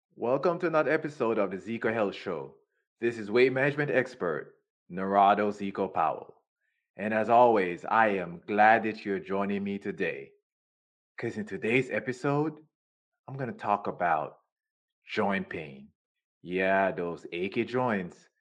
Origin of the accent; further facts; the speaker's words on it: Jamaica; I'm from Jamaica